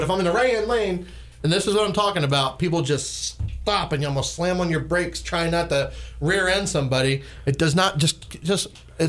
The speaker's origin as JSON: {"language": "English", "region": "New Jersey", "country": "United States", "also_born_or_lived": "Milwaukee, Wisconsin / Richmond Hill, Georgia", "moved": "yes", "lives_now": "Darien, United States", "said": "I'm from Jersey, and we got a ton of them."}